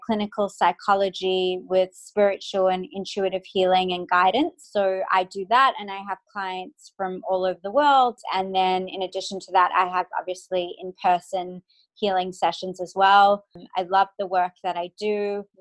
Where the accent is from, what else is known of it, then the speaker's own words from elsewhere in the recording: Perth, Western Australia, Australia; moved away as an adult; also born or lived in Cape Town, South Africa / United States; now in Sydney, Australia; was born in Cape Town, South Africa. I was raised in Perth, Australia, the most isolated city in the world.